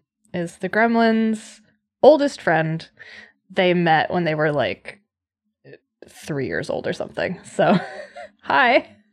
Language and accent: English; United States; accent: American English; first language American English; moved away; I speak a different language. I speak American English.